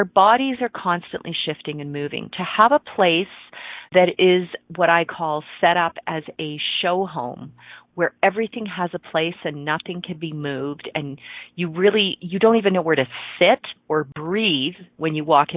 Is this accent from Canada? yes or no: yes; Ontario, Canada; I grew up in Ontario, and cottage country in Ontario up in the Muskokas